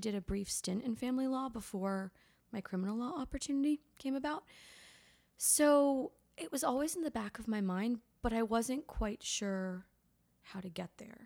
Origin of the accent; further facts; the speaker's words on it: Litchfield County, Connecticut, United States; moved away as an adult; now in Charleston, United States; I grew up in Litchfield County, Connecticut